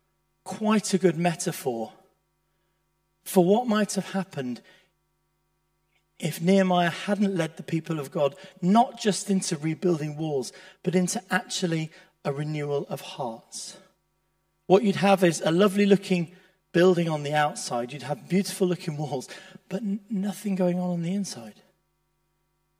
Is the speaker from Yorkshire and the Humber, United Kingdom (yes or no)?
yes; Leeds, Yorkshire and the Humber, United Kingdom; I grew up in Leeds